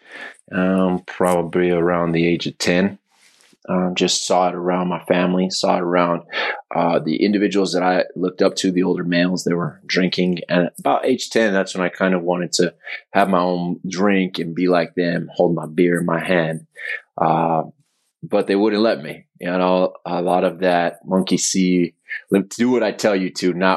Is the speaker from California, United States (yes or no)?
no; Albuquerque, New Mexico, United States; I'm from Albuquerque, New Mexico.